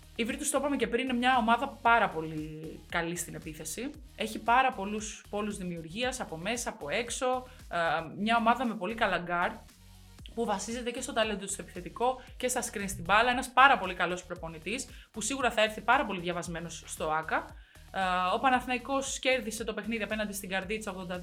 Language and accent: Greek; Greece; είμαι Ελληνίδα